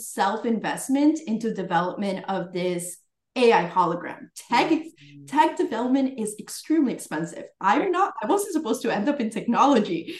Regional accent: Florida, United States; also born or lived in Colombia; I was born in Florida, then went back to Colombia, and then came back when I was like around 8 years old

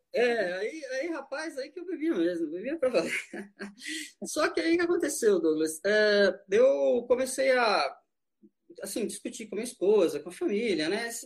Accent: São Paulo, Brazil; moved away as an adult; now in Brasília, Brazil; eu vim de São Paulo, tô em casa

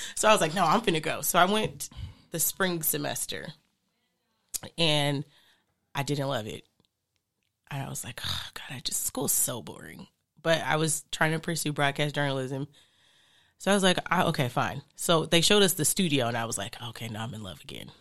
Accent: Phoenix, Arizona, United States; moved away; I grew up in Phoenix for some years

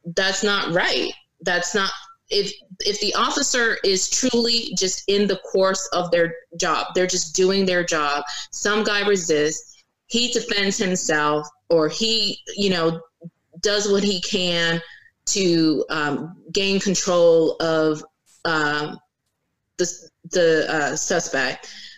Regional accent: Virginia Beach, Virginia, United States; also born or lived in North Carolina; now in Norfolk, United States; I grew up in Virginia. I lived in Virginia Beach from the time that I was nine years old until um, probably this I week marks twenty one.

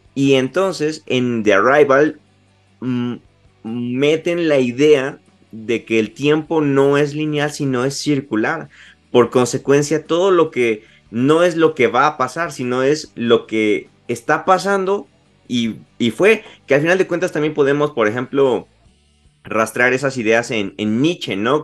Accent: Puebla, Mexico; soy de la ciudad de Puebla, estoy muy, muy a gusto aquí

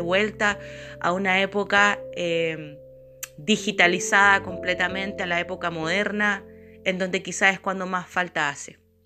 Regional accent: Chile; soy de Chile

